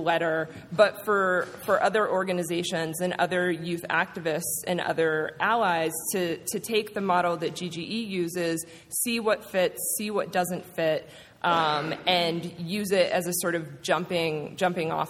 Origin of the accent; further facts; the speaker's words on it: Georgia, United States; moved away as an adult; also born or lived in Atlanta, Georgia; now in New York, United States; I grew up in Georgia and I went to college in Atlanta. So coming from Atlanta to New York